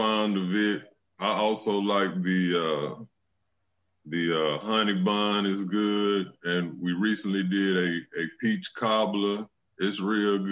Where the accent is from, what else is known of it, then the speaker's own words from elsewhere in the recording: Muscle Shoals, Alabama, United States; I'm from Muscle Shoals, Alabama, right here in the Shoals